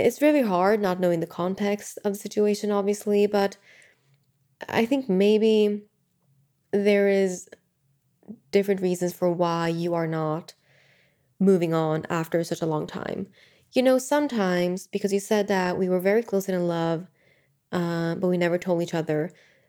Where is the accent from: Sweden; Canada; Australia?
Sweden; moved away as an adult; So I know that when I was in my early 20s, I moved from Sweden to the US. And it was uncertain for me because I could have just gotten a job here in Sweden